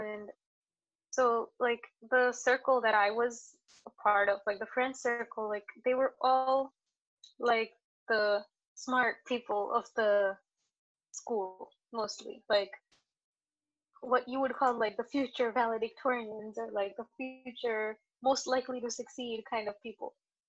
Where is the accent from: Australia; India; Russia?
India; Maharashtra; I come from Maharashtra. It's like the western part of India.